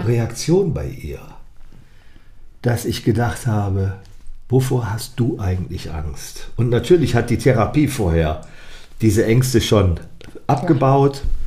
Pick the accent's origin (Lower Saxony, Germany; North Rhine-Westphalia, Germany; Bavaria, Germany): North Rhine-Westphalia, Germany; Ratingen; es war ja in meiner Heimatstadt